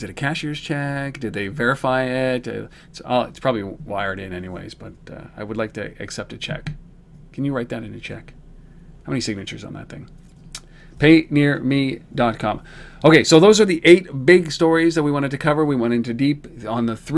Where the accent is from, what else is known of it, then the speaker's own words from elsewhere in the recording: Canada; I'm Canadian